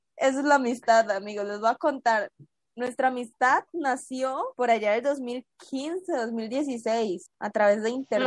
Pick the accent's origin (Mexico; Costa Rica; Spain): Costa Rica; tengo 19 años en este momento y soy de Costa Rica.